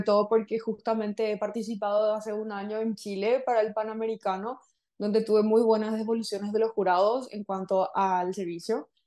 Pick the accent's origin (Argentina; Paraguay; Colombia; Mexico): Paraguay; first language Spanish; licenciada en lengua francesa por la Universidad Nacional acá en Paraguay